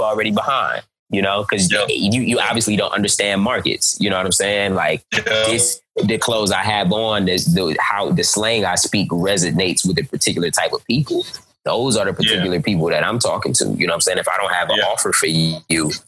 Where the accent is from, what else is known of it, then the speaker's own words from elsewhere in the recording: Cleveland, Ohio, United States; I'm from Cleveland, Ohio